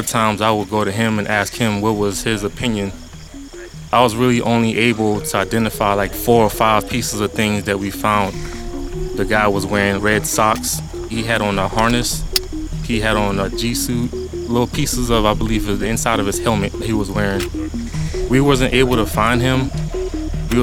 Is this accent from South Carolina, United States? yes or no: yes; Georgetown, South Carolina, United States; I'm from Georgetown, South Carolina